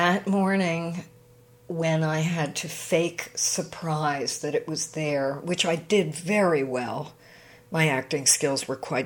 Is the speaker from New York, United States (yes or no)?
no; outside of Philadelphia, Pennsylvania, United States; we grew up outside of Philadelphia.